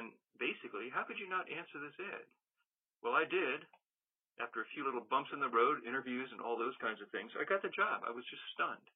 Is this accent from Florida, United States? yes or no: no; Washington, District of Columbia, United States; I grew up in Washington, D.C. I was a young high school student at the time